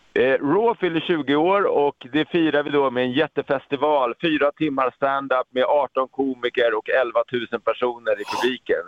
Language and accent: Swedish; Sweden; jag är liksom svensk man